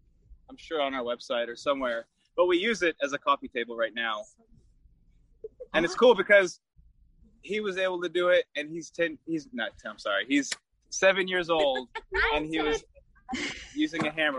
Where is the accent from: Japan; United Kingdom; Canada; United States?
Japan; So it's cool that we're both from Japan.